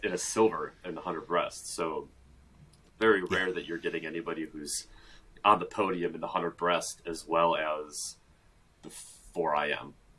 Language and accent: English; Brown Deer, Wisconsin, United States; born or raised there